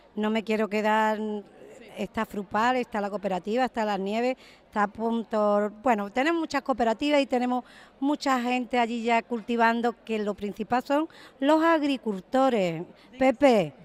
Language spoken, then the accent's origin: Spanish; Andalusia, Spain; Yo soy cocinera porque soy andaluza y soy de pueblo